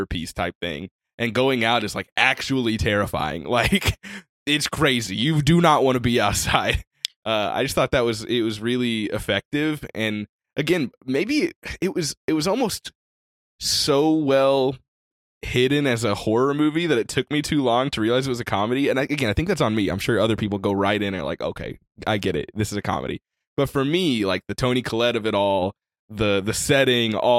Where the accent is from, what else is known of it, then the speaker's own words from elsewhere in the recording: Kentucky, United States; I'm from Kentucky